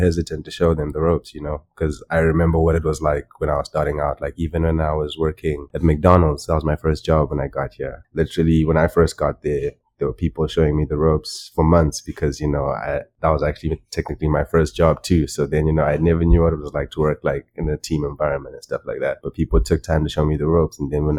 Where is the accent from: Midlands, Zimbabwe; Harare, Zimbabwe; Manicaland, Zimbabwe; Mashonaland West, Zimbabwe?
Mashonaland West, Zimbabwe; Chinhoyi; like that's the city that I grew up in Zimbabwe.